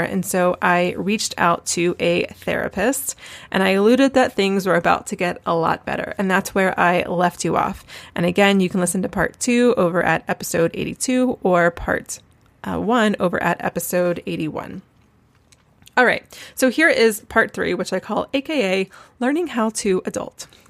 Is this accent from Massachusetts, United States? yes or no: no; Asheville, North Carolina, United States; moved away as an adult; also born or lived in Columbia, South Carolina / Jerusalem / Charleston, South Carolina; I grew up in Asheville, which is only five hours away from Charleston, and I was actually born in Columbia, South Carolina, never really lived there